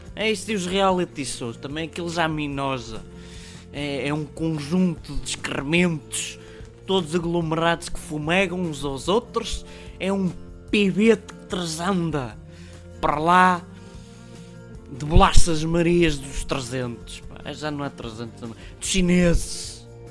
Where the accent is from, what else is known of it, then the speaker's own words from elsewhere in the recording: Portugal; Nós somos portugueses